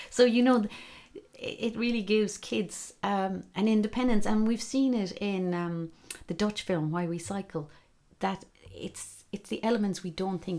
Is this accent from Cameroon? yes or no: no; Glengariff, Munster, Ireland; And yet, for me, like, as I said, growing up in Glengariff, you know, when I guess in the 70s it was quite enough on the roads.